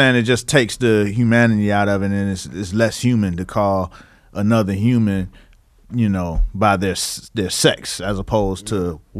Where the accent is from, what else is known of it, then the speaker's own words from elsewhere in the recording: Miami, Florida, United States; moved away as an adult; now in New York, United States; Well, I came to New York, right? You know what I'm saying? I'm from Miami. I'm moving to New York.